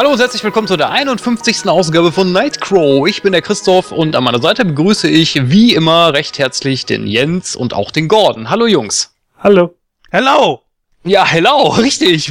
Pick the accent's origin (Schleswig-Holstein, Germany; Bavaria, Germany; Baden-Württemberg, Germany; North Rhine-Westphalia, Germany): North Rhine-Westphalia, Germany; Duisburg; Also ich bin ja gebürtiger Duisburger, das heißt äh, Grenze Düsseldorf.